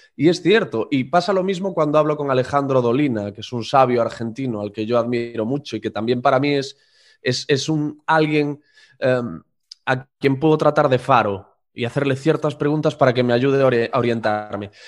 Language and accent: Spanish; Corcubión, Galicia, Spain; moved away; Yo soy de un pueblo muy pequeñito que se llama Corcubión, de unos 1.500 habitantes y allí una de las pocas atracciones o de los pocos sitios interesantes a los que nos podían llevar a los alumnos del colegio era la radio municipal.